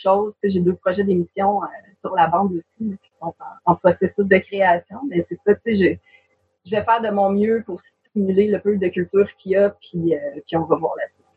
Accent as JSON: {"language": "French", "area": "Moss", "region": "Quebec", "country": "Canada", "tie": "born or raised there", "said": "j'habite à Moss en, ce moment, c'est ma ville natale"}